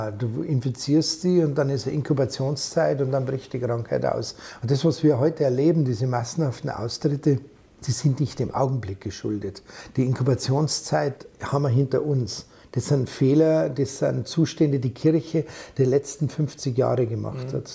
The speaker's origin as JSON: {"language": "German", "region": "Bavaria", "country": "Germany", "accent": "Bavarian", "said": "da kann ich meinen Dialekt einbringen, weil ich es halt so normal auch rede."}